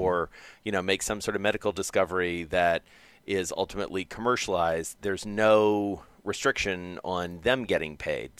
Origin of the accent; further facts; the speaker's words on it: Georgia, United States; my home state of Georgia